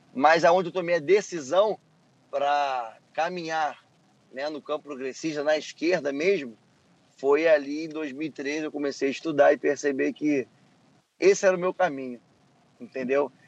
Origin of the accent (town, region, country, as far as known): Rio de Janeiro, Brazil